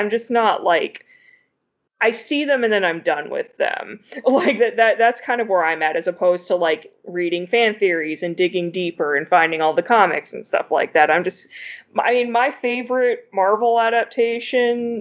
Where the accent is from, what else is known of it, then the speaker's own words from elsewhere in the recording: Virginia, United States; also born or lived in Massachusetts; I moved away from Massachusetts when I was 4. I grew up in Virginia